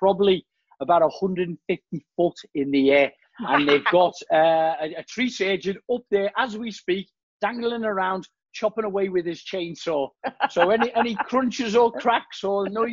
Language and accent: English; Liverpool, North West England, United Kingdom; accent: Scouse; moved away as an adult; also born or lived in Shropshire; I haven't quite lost my accent